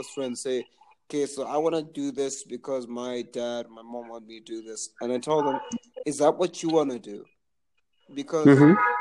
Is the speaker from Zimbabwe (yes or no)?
yes; Zimbabwe; I'm from Zimbabwe